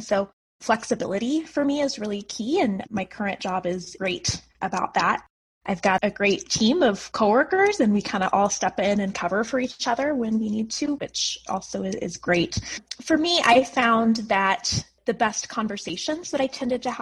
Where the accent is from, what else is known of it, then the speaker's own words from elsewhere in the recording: Fort Collins, Colorado, United States; I was born and raised in Colorado, in Fort Collins